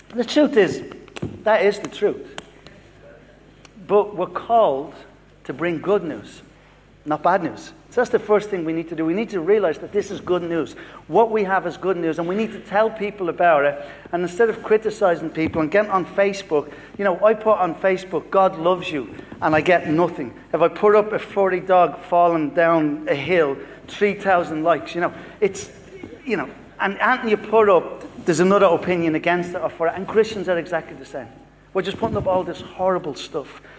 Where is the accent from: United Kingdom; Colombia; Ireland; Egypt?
Ireland; Dublin, Leinster; moved away; From Dublin, but I, I live here in South